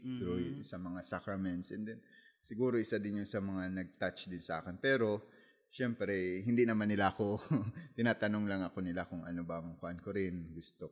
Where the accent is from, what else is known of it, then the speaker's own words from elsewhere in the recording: Masbate, Bicol Region, Philippines; po ay taga Masbate